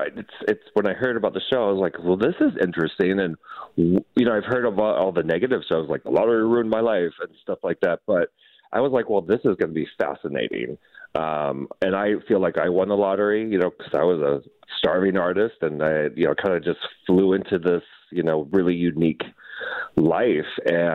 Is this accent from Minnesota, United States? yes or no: yes; Minnesota, United States; now in Orlando, United States; I'm from Minnesota, so I'm a Nordic. I have Nordic blood